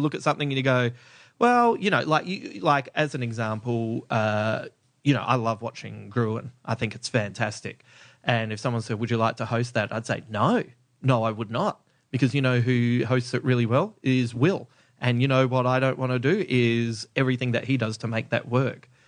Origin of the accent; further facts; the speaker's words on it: Adelaide, South Australia, Australia; I grew up in Adelaide